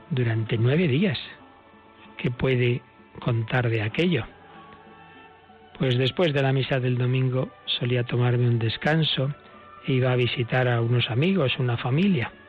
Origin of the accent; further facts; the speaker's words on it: Baghdad, Baghdad Governorate, Iraq; born there; nací en Bagdad en 1972.